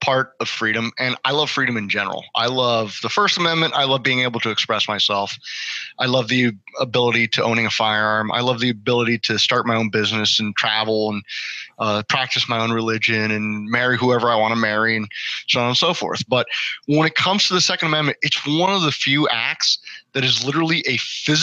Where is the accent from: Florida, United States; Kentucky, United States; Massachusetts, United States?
Florida, United States; Miami; growing up in Miami